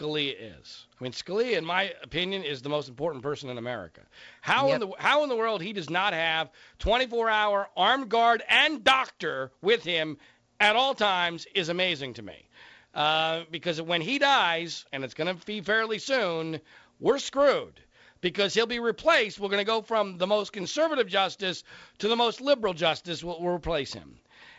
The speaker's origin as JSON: {"language": "English", "area": "Bucks County, Philadelphia", "region": "Pennsylvania", "country": "United States", "tie": "born or raised there", "moved": "yes", "said": "my old hometown of Philadelphia. I grew up in Bucks County there"}